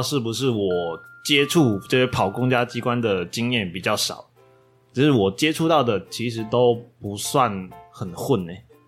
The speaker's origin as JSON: {"language": "Chinese", "region": "northern Taiwan", "country": "Taiwan", "said": "我们北部人"}